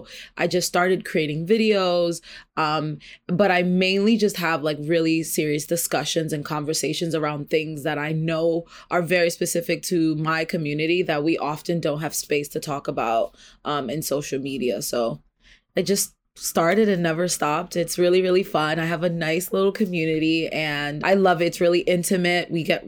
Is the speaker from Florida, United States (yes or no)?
no; New York, United States; I am a native New Yorker. I am 29 years old.